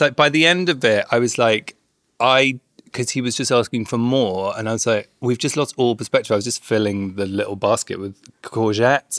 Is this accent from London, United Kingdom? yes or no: yes; London, United Kingdom; also born or lived in Bournemouth; I grew up in London, then I went down to Bournemouth